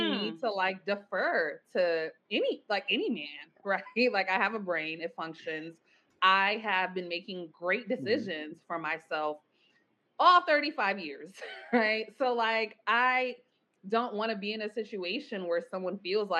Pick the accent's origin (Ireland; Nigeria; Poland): Nigeria; I was raised, I'm Nigerian, raised like extremely religious